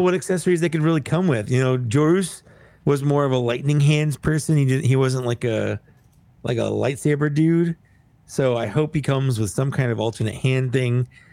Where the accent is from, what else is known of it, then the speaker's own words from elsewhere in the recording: United States; I'm, I'm an American